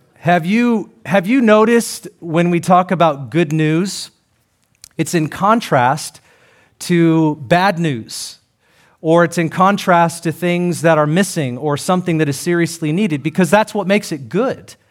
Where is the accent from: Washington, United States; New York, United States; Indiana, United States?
Washington, United States; Seattle; born or raised there